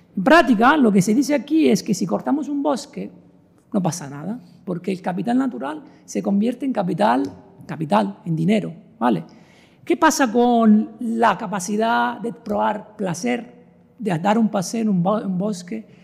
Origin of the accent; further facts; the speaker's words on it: Italy; now in Vigo, Spain; yo soy italiano